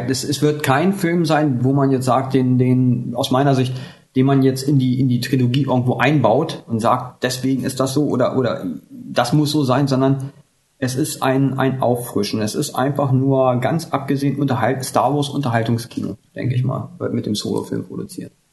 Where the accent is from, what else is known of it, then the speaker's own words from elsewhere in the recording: West Germany, Germany; wie man ja hört, komme ich aus, ursprünglich aus Deutschland.